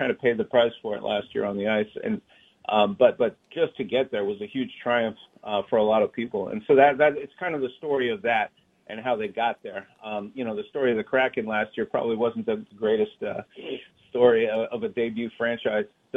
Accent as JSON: {"language": "English", "country": "Canada", "moved": "yes", "lives_now": "Seattle, United States", "said": "my home country"}